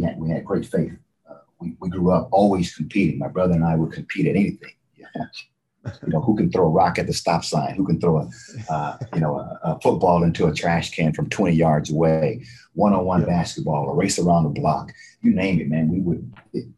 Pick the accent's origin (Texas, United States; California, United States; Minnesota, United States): Texas, United States; So I was raised in Texas